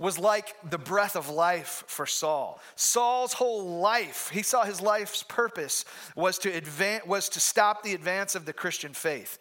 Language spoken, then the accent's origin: English; Michigan, United States; moved away; I'm from Michigan